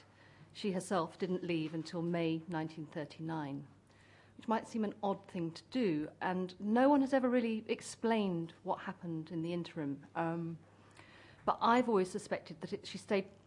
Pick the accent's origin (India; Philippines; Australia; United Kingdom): United Kingdom; Cornwall, South West England; I grew up in Cornwall